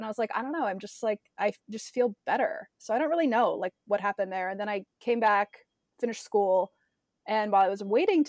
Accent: Midwest, United States; now in Nashville, United States; Like growing up in the Midwest, I was super lucky to travel a lot, but I hadn't done a lot of the Southwest.

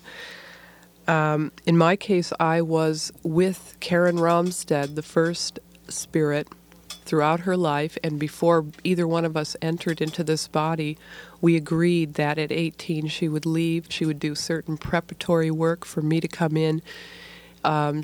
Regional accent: near Detroit, Michigan, United States; I grew up near Detroit, Michigan, in a kind of auto factory town.

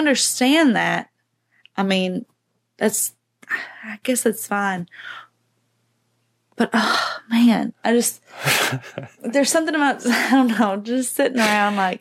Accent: New Orleans, Louisiana, United States; I'm from New Orleans

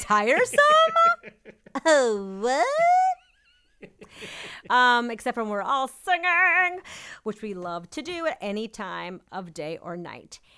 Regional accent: New England, United States; I'm from New England

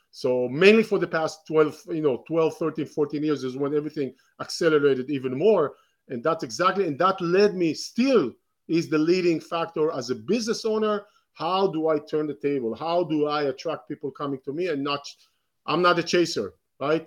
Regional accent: Israel; moved away; I was born in Israel, and grew up in Israel

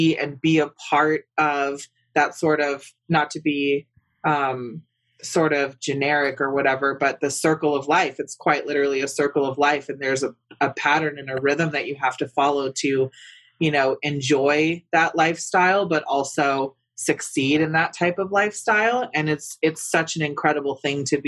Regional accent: West Coast, United States; I'm over from the West Coast, right? Which is not so conservative. As a matter of fact, we're quite liberal over there in that part of the country.

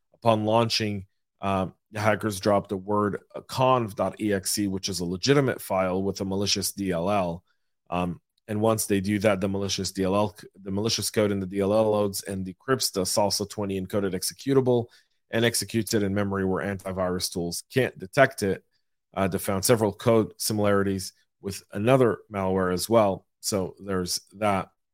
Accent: Atlanta, Georgia, United States; my hometown of Atlanta, Georgia

